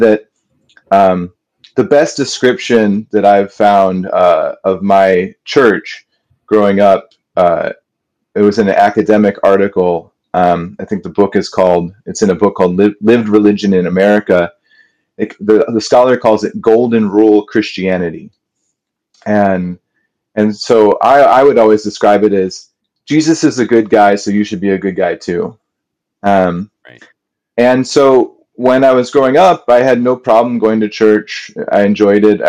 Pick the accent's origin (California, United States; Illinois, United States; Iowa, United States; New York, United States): Illinois, United States; Kenilworth; I grew up in this town called Kenilworth